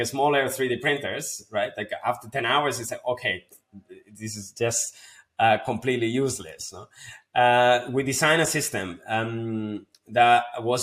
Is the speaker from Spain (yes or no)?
yes; Spain; moved away as an adult; also born or lived in London; my hometown back in Spain